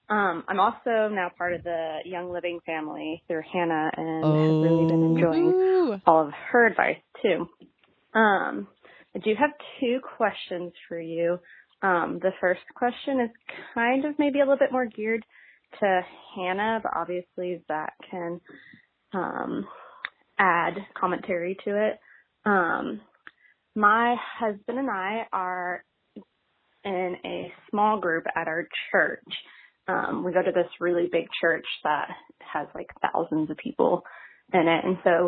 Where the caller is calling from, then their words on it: Dallas, Texas, United States; I am from Dallas, Texas.